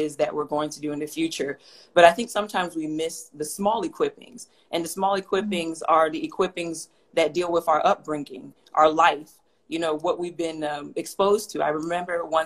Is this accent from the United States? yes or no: yes; Atlanta, Georgia, United States; moved away as an adult; also born or lived in Houston, Texas; now in Phoenix, United States; I was originally born and raised in Atlanta, Georgia, spent most of my life there, and then I moved to Houston for law school